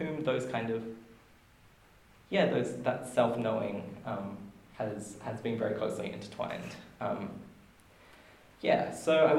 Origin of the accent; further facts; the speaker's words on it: Marburg, Queensland, Australia; now in Wellington, New Zealand; I hail from Marburg in Queensland